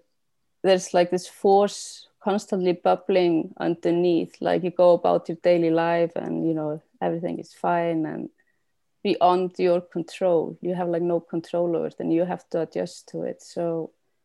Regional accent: Iceland; moved away; I haven't lived in Iceland for like 20 years

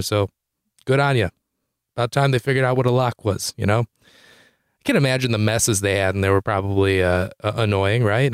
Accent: Detroit, Michigan, United States; also born or lived in Chicago; I'm from Detroit, Michigan

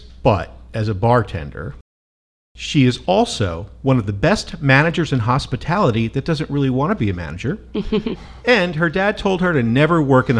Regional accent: New Jersey, United States; also born or lived in Florida; now in St. Petersburg, United States; I'm from New Jersey, exit 9.

